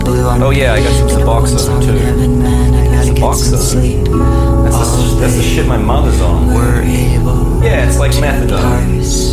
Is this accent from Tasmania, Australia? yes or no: yes; Tasmania, Australia; I grew up very poor in Tasmania. I've only recently really gotten a computer, so everything's made direct to paper.